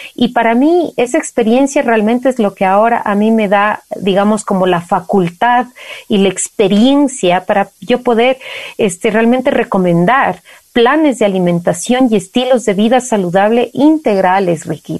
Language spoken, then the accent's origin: Spanish; Valle de los Chillos, Pichincha, Ecuador; crecí en el Valle de los Chillos